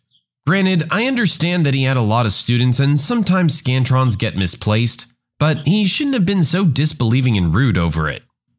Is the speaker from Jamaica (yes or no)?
no; Spain; English is a second language; I'm from Spain, and my parents are from Spain as well. I speak Spanish without any accent, not even a local accent.